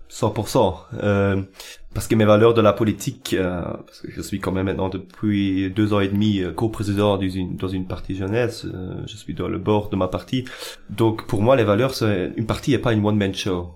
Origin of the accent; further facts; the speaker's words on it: Eupen, Wallonia, Belgium; j'habite à Eupen depuis toujours, donc je suis Eupenois